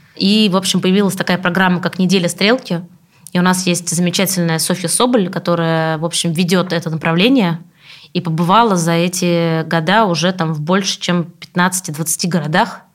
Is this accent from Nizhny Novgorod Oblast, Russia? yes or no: no; Samara, Samara Oblast, Russia; Самара, мой родной город